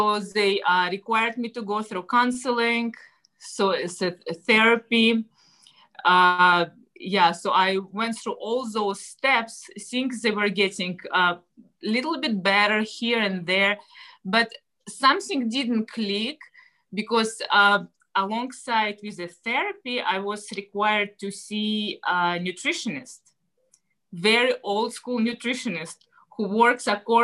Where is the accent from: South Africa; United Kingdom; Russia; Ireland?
Russia; English is a second language; moved away as an adult; now in United States; I'm originally from Russia. I came to the States about, 16 years ago now